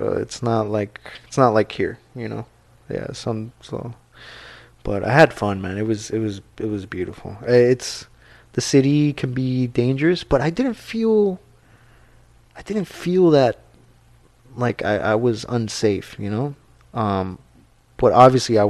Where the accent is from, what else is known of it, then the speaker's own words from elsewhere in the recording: Guatemala; moved away; I'm from Guatemala